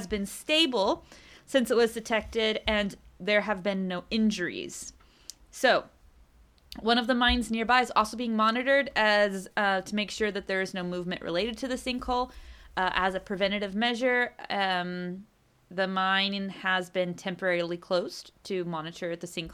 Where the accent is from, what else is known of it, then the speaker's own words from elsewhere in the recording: United States; now in Chile; I am an American